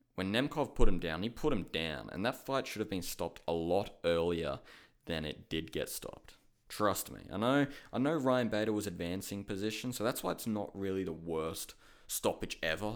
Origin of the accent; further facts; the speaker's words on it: Australia; I'm from Australia